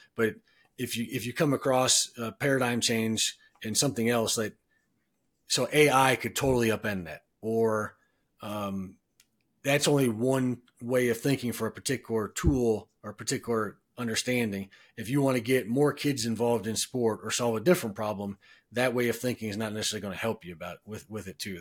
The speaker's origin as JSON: {"language": "English", "town": "Cleveland", "region": "Ohio", "country": "United States", "moved": "yes", "lives_now": "Denver, United States", "said": "I'm from Cleveland"}